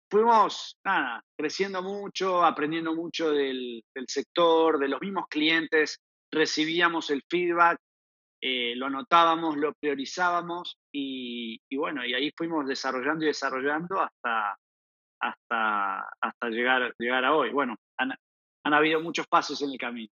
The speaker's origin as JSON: {"language": "Spanish", "country": "Argentina", "also_born_or_lived": "Barcelona / Panama", "accent": "Argentine", "moved": "as an adult", "said": "efectivamente soy argentino, lo dice mi acento. Em, llevo más o menos 15 años fuera de, Argentina"}